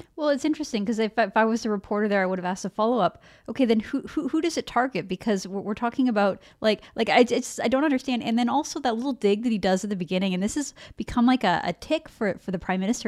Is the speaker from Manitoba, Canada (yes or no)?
no; Vancouver, British Columbia, Canada; I grew up in Vancouver